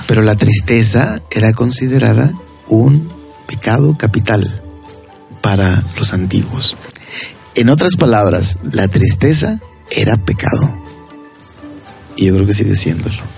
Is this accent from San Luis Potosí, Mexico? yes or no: yes; Tamazunchale, San Luis Potosí, Mexico; Yo recuerdo mi niñez, por ejemplo, en Tamasunchale